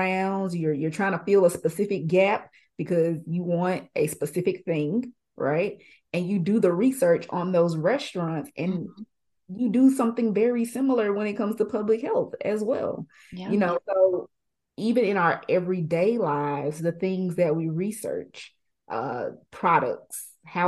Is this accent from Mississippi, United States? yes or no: yes; Jackson, Mississippi, United States; I'm from Jackson